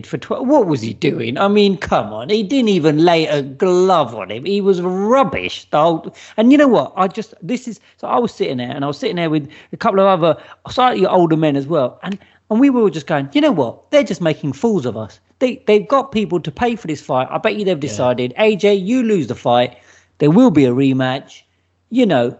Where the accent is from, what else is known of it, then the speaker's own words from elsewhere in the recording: Watford, East of England, United Kingdom; I'm from Watford